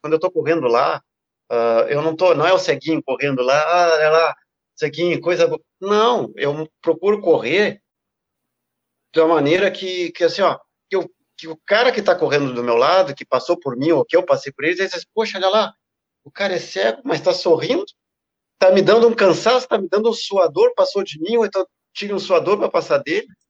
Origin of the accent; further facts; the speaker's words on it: South Region, Brazil; no Extremo Sul, né, e, e dentro da minha terra